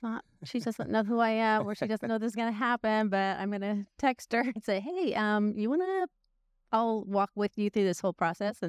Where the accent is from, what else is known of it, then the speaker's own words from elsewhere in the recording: California, United States; now in Tennessee, United States; Northern California.